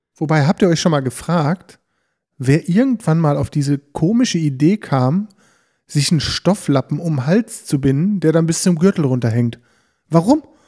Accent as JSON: {"language": "German", "town": "Bünde", "region": "North Rhine-Westphalia", "country": "Germany", "tie": "born or raised there", "said": "in unserer Heimatstadt, in der Eschstraße, wir sind ja aus Bünde"}